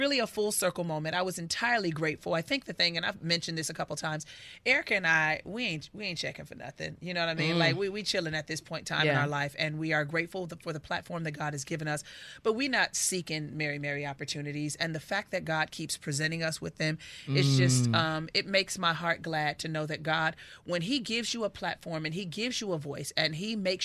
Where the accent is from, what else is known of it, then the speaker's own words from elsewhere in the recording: Inglewood, California, United States; I grew up in Inglewood